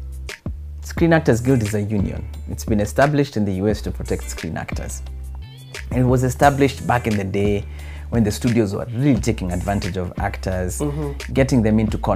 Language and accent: English; Kenya; accent: Kenyan; moved away as an adult; now in United States; I'm from Kenya.